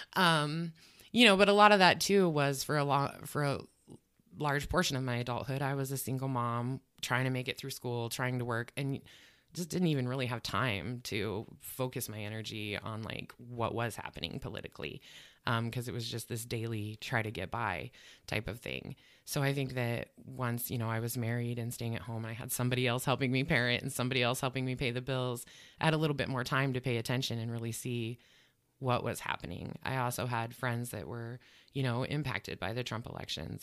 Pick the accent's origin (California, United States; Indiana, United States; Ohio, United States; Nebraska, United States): Nebraska, United States; Grant; moved away as an adult; also born or lived in North Omaha, Nebraska; now in Omaha, United States; I'm originally from the Grant and Ogallala area